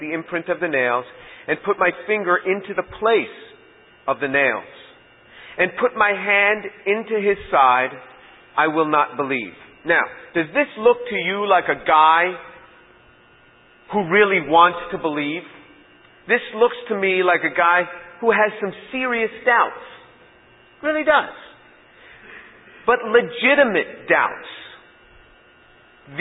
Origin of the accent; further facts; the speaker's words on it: New York, United States; I'm from New York